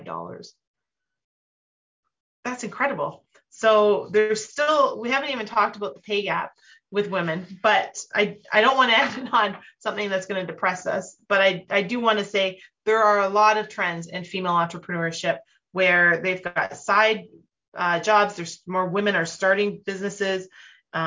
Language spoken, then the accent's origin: English; Canada